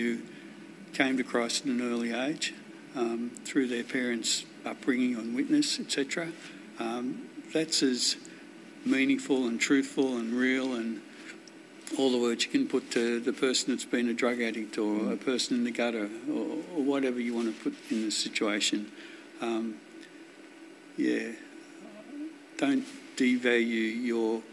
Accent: Wonthaggi, Victoria, Australia; Grew up on a farm down near Wonthaggi.

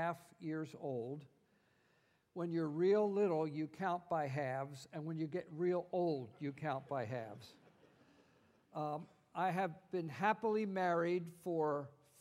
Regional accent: United States; also born or lived in Italy; I am an American

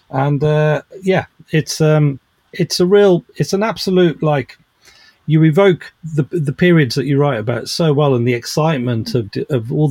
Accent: Birmingham, West Midlands, United Kingdom; I grew up in Birmingham

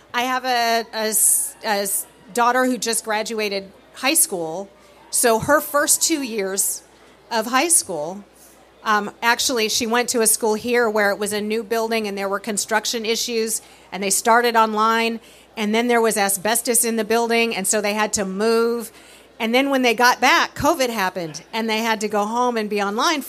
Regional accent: California, United States; moved away; I'm from California

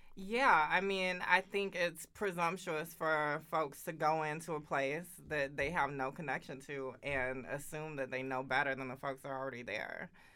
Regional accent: Augusta, Georgia, United States; moved away as an adult; now in Oakland, United States; I grew up in Augusta, Georgia.

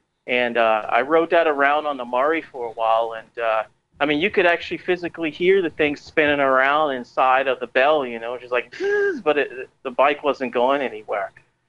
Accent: Savannah, Georgia, United States; also born or lived in Staten Island, New York / Florida; I'm from Savannah, Georgia. I was born here. But I also grew up in New York City on Staten Island.

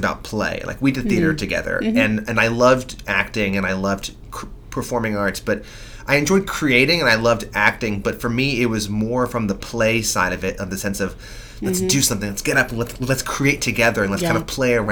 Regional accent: New York, United States; moved away as an adult; now in Nashville, United States; I grew up in New York

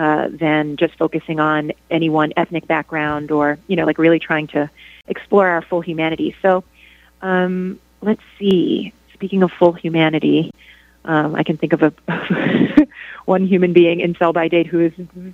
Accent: New York, United States; I'm Dominican. I'm from New York

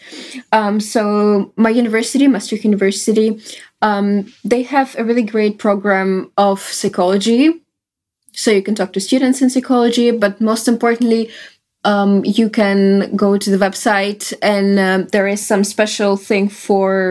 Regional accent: Russia; English is a second language; moved away as an adult; now in Netherlands; I came from Russia and my bachelor was in Russian

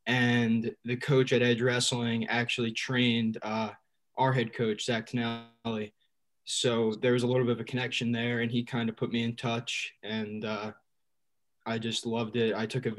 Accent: Lincoln Park, New Jersey, United States; I'm a sophomore. I'm from Lincoln Park, New Jersey, so not too far.

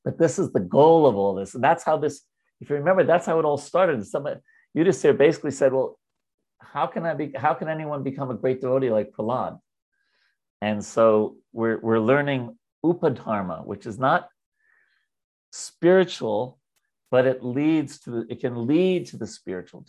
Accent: New York, United States; I'm a Jew from New York

